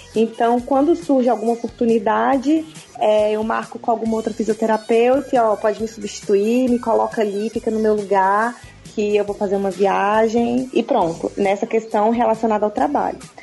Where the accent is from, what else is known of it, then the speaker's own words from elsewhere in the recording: Brasília, Federal District, Brazil; eu nasci em Brasília, nasci e criada aqui